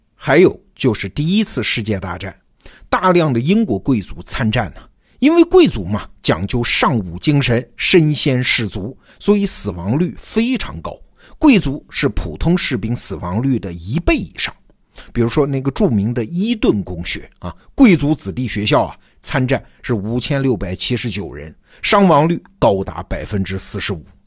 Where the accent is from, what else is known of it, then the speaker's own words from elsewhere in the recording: China; 我们中国人